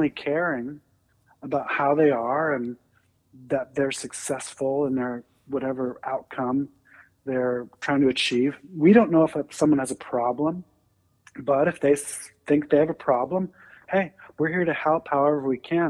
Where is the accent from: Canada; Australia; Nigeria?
Canada; now in United States; I am a first-generation immigrant from Canada.